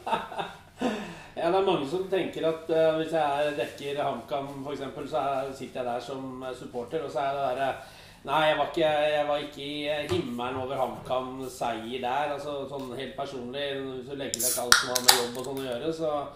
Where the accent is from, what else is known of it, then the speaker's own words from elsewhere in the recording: Eastern Norway, Norway; som østlending